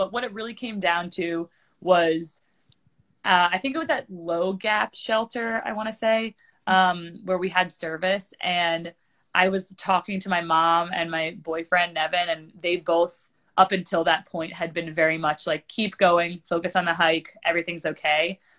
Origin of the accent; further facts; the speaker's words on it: East Coast, United States; Just because I grew up on the East Coast, my family is like, we have a long legacy of hikers in our family.